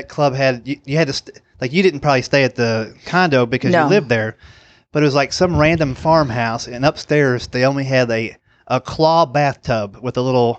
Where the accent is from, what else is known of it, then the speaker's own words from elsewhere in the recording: Lexington, Kentucky, United States; moved away as an adult; also born or lived in West Virginia / Columbus, Ohio; I was born in Lexington, Kentucky.